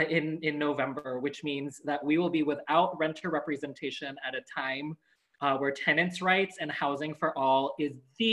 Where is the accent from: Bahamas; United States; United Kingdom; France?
United States; Los Angeles, California; also born or lived in Philippines / Long Beach; I'm an immigrant from the Philippines, and I moved here in 1988 at the age of 4 years. And so I went to school in LA Unified and Long Beach Unified School District, so homegrown here.